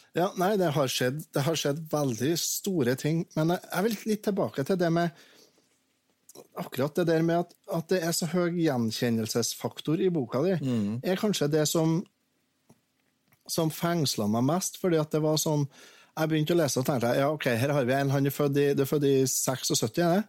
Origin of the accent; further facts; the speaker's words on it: Verdal and Steinkjer, Trøndelag, Norway; Jeg vokste opp eh, dels på Verdalen og dels på Steinkjer med skilte foreldre